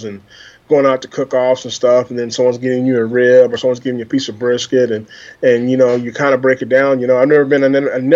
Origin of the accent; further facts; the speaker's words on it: Des Moines, Iowa, United States; I'm from Des Moines, Iowa, born and raised.